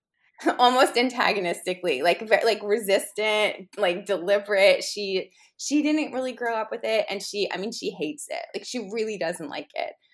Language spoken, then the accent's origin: English; New York City, New York, United States; I grew up in New York City, specifically on the Upper East Side